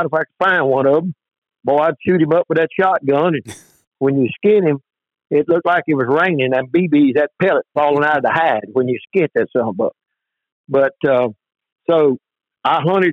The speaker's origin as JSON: {"language": "English", "area": "Sabine River bottom", "region": "Louisiana", "country": "United States", "tie": "born or raised there", "said": "I was born down here on the Sabine River bottom in 1951. We lived right on the edge of the bottom"}